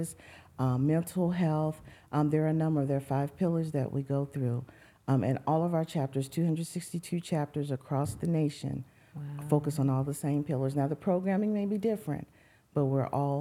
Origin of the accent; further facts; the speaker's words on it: East St. Louis, Illinois, United States; moved away; we grew up in East St. Louis